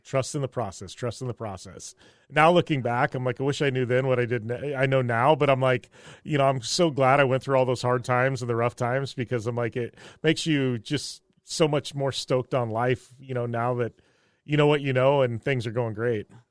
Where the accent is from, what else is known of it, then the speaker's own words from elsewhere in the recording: Parker, Arizona, United States; growing up in Parker, I've been around jet skis my entire life